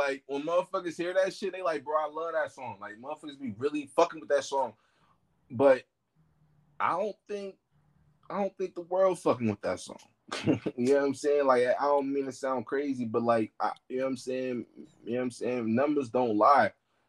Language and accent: English; Oakland, California, United States; I got mad love for my hometown, Oakland.